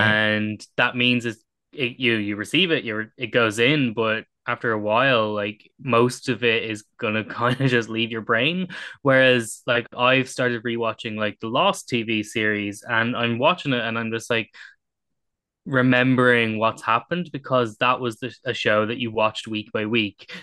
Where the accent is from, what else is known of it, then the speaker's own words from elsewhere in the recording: Ireland; as an Irish person